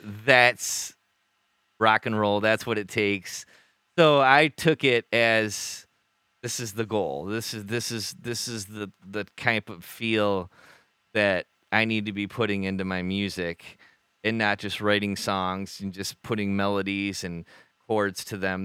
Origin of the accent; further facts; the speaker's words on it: Bay City, Michigan, United States; we're this band from Bay City.